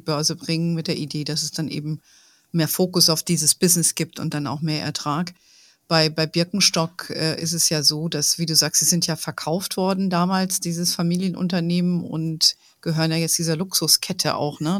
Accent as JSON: {"language": "German", "country": "Germany", "said": "bei uns in Deutschland"}